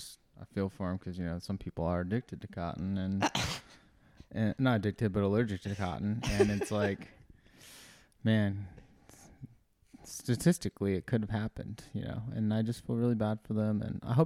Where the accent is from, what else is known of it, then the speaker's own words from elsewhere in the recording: Fresno, California, United States; Fresno, where you have your shows coming out, dude.